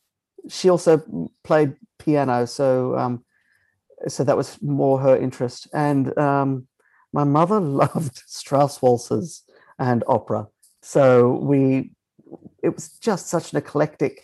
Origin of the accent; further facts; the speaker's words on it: Innisfail, Queensland, Australia; I grew up in Northern Queensland in a very small town called Innisfail